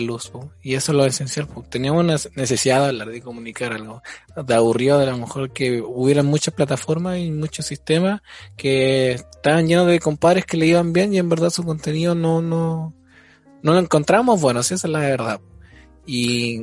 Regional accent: Chile; nosotros que somos eh, ciudadanos chilenos

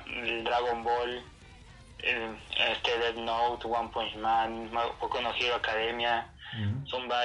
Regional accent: Honduras; soy de Honduras. Honduras.

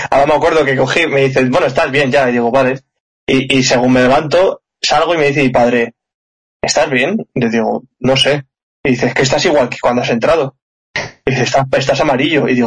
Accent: Madrid, Community of Madrid, Spain; Y, yo soy de Madrid, es, el problema.

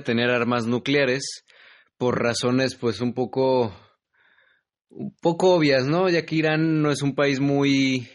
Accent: Mexico; que soy mexicano.

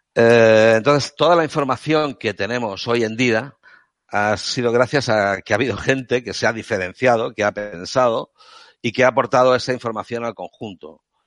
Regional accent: Catalonia, Spain; soy un catalán de Córdoba porque vengo de, provengo de una familia andaluza, pero yo he nacido en Cataluña y me siento catalán, parlo catalán

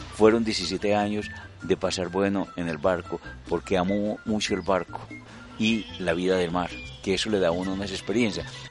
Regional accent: Mexico; nosotros aquí en México trabajamos hasta edad grande

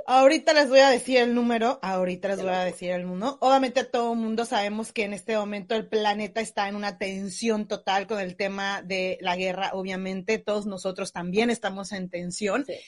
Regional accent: Mexico; now in New Zealand

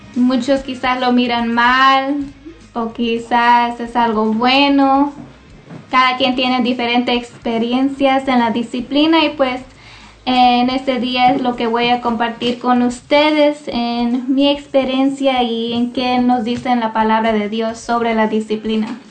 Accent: Lacey, Washington, United States; soy de aquí de Lacey, Washington, mis padres, mi familia, todos

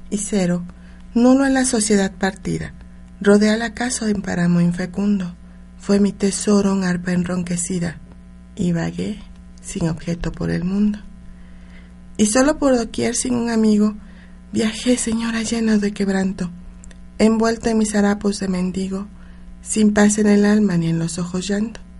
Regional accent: Puebla, Mexico; born there; Yo soy una mujer que me encanta, me encantan mis raíces, o sea, siempre nací en Puebla y le doy gracias a la, vida por eso, México.

